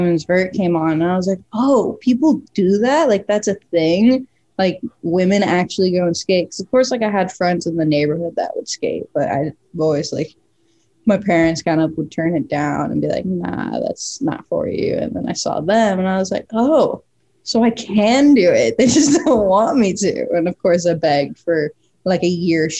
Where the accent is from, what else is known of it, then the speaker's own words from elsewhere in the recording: Mesa, Arizona, United States; Born and raised in Mesa, Arizona